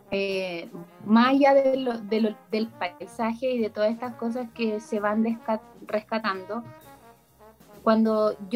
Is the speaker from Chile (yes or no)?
yes; Santiago, Santiago Metropolitan Region, Chile; now in Concepción, Chile; Mira, yo de partida, mi historia, vengo de Santiago, eh, llegué en 2012 y me quedé en, Concepción